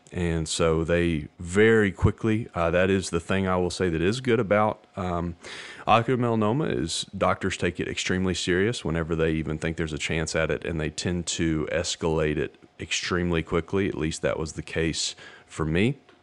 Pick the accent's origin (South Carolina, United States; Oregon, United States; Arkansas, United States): Arkansas, United States; Hot Springs; I'm from Hot Springs, Arkansas